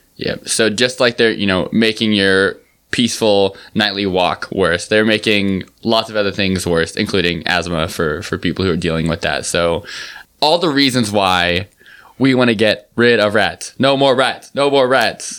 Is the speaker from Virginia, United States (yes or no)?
no; New York City, New York, United States; I'm from New York.